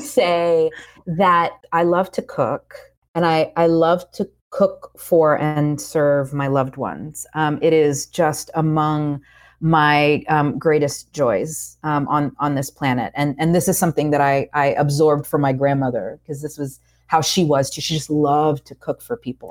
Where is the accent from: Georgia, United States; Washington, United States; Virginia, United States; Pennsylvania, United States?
Georgia, United States; moved away as an adult; also born or lived in Puerto Rico / Oakland / New York; now in North Carolina, United States; I grew up in Georgia, but I live in North Carolina now.